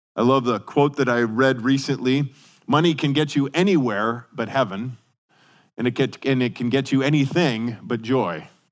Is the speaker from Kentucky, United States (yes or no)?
no; Denver, Colorado, United States; moved away; I remember growing up in Colorado and especially in Denver